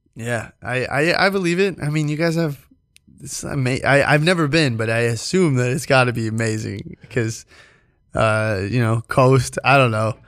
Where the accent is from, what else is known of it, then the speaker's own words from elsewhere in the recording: New York, United States; as a New Yorker